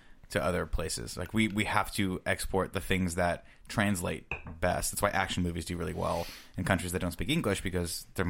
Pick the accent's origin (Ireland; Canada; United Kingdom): Canada; Why do Americans hate Florida? As a Canadian, I've always wondered.